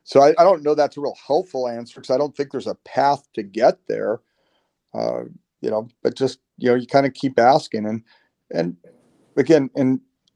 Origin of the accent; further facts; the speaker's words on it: Salem, Oregon, United States; also born or lived in Washington, D.C. / Portland, Oregon; now in Houston, United States; I grew up in Salem, Oregon